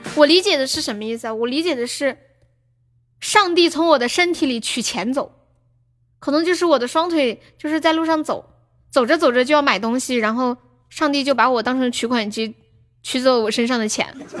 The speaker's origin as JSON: {"language": "Chinese", "region": "Sichuan", "country": "China", "said": "我是四川的"}